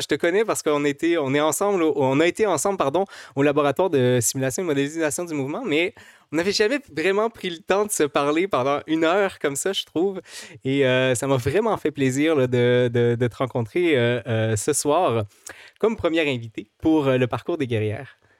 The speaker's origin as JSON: {"language": "French", "region": "Quebec", "country": "Canada", "said": "en tant que Québécois"}